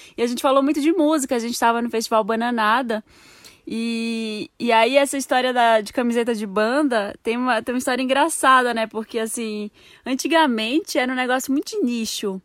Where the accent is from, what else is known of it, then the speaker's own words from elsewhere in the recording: Belém, Pará, Brazil; moved away; Eu sou de Belém